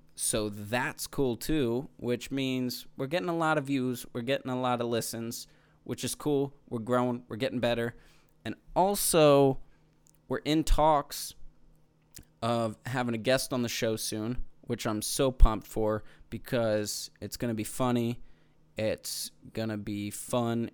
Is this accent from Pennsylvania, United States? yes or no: yes; Manheim, Pennsylvania, United States; I'm from Mannheim, Pennsylvania, Amish country